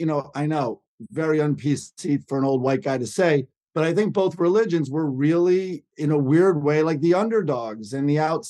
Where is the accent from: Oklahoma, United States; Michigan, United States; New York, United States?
New York, United States; Yeah, I did. I'm a New Yorker for sure.